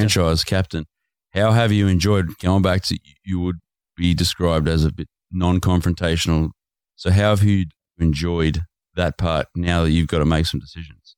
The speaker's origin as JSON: {"language": "English", "country": "Australia"}